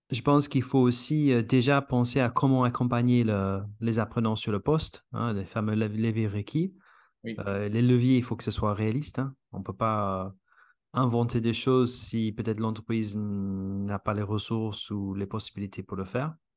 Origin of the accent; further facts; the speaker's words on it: England, United Kingdom; French is a second language; moved away; je suis anglais